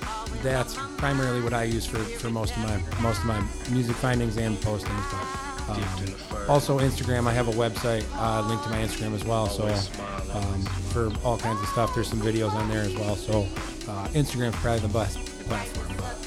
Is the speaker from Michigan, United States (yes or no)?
yes; Lake Orion, Michigan, United States; moved away as an adult; also born or lived in Louisiana / Arizona / Los Angeles / Kalamazoo; I'm from Lake Orion.